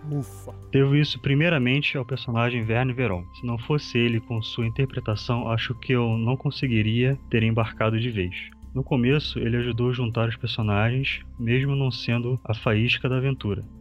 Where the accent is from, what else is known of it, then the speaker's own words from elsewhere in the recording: Curitiba, Paraná, Brazil; sou engenheiro eletricista, programador Java Android. Eu sou daqui de Curitiba também.